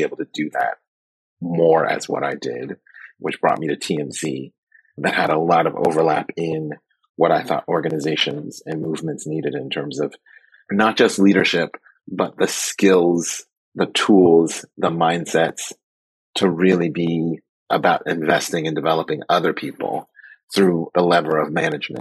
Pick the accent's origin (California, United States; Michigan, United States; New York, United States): California, United States; Oakland; born and raised in Oakland, and I came up during the height of the drug war.